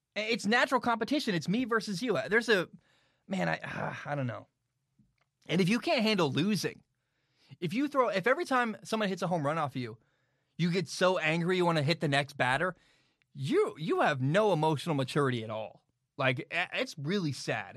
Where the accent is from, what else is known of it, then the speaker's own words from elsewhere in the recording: United States; I'm American